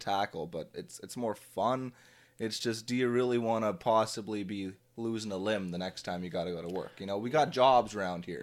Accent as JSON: {"language": "English", "town": "Drayton", "region": "Ontario", "country": "Canada", "tie": "born or raised there", "said": "I grew up in the Drayton, Ontario area."}